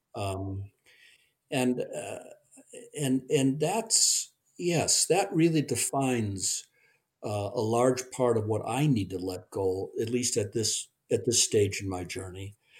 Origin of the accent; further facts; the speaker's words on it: Park Ridge, Illinois, United States; I was raised in the Chicago Chicago suburbs, Park Ridge